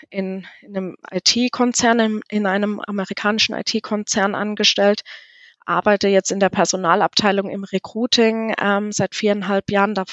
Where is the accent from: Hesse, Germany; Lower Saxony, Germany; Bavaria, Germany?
Hesse, Germany; also born or lived in Munich; Ich bin gebürtig aus Südhessen und bin dann, ähm, ich hatte es dann nach München verschlagen, weil ich studieren wollte